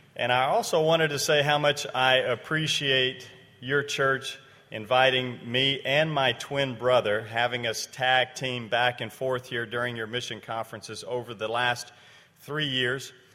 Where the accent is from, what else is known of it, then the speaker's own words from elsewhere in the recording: Liberia; moved away; it's down in West Africa, where I grew up in Liberia